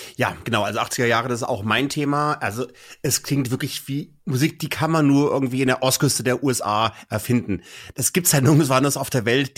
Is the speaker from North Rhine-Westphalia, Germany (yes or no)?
no; Kassel, Hesse, Germany; ich bleibe auch in Deutschland und gehe in meine Heimatregion Kassel